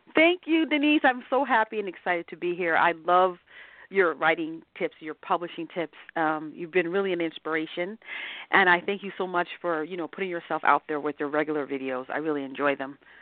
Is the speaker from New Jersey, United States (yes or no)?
yes; New Jersey, United States; I grew up in New Jersey. I grew up in a small town in New Jersey.